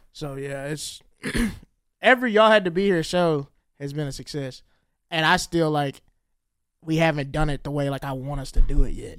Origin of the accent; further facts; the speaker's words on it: the South, United States; I grew up in the South